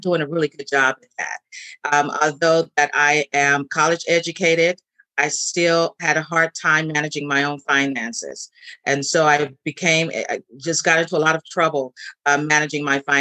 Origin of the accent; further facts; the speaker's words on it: San Francisco, California, United States; I'm born and raised in San Francisco